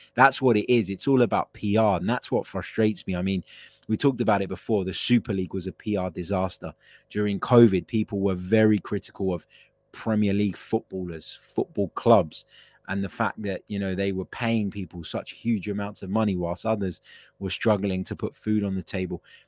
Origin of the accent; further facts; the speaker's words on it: United Kingdom; I'm not of English heritage, but I am a British citizen. I was, you know, I've, I've grown up here